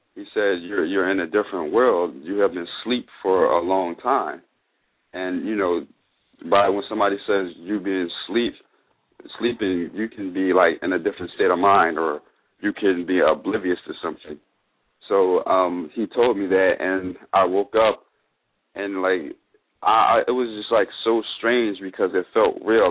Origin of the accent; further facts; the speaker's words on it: Philadelphia, Pennsylvania, United States; I'm from Philly